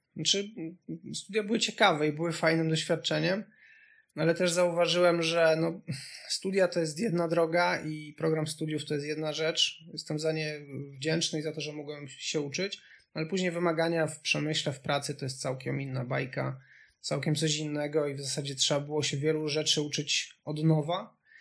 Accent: Subcarpathian Voivodeship, Poland; moved away as an adult; also born or lived in Kraków; ja pochodzę z bardzo małej miejscowości z Podkarpacia

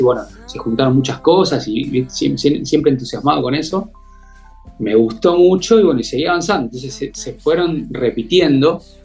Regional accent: Mar del Plata, Buenos Aires Province, Argentina; yo nací en, Capital Federal, a en, Argentina, ¿no? Eh, en Buenos Aires. Y a los tres años, mis viejos decidieron venirse a vivir a Mar del Plata

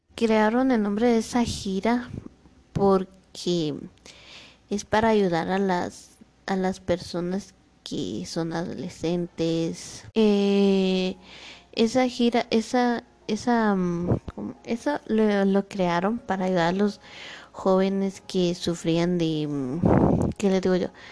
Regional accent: Guatemala; now in Mixco, Guatemala; yo soy de Guatemala, pero ahorita estoy viviendo en Misco.

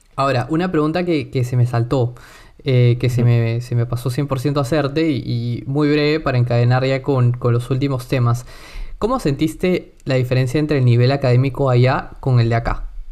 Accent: Lima, Peru; first language Spanish; al ser limeño

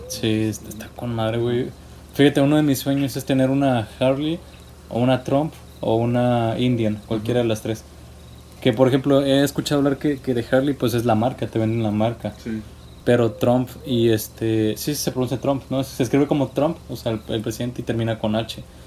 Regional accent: Mexico; como buen mexicano

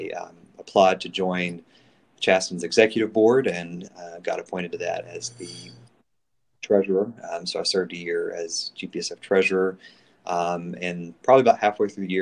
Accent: State Road, North Carolina, United States; I'm originally from State Road, North Carolina, up toward the mountains. I've lived in North Carolina my whole life.

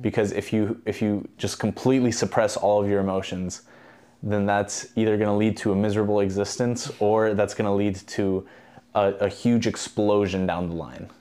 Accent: Albania; moved away; I'm actually from Albania

